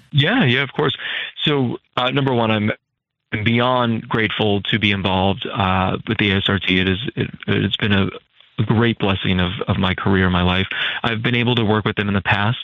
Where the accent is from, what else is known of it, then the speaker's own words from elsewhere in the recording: Hudson Valley, New York, United States; moved away as an adult; also born or lived in California; now in New York City, United States; I was from the Hudson Valley